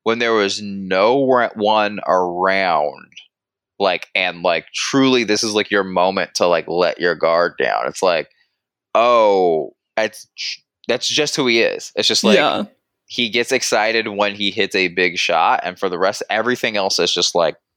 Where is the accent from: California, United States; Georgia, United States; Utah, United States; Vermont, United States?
Georgia, United States; we were raised in Georgia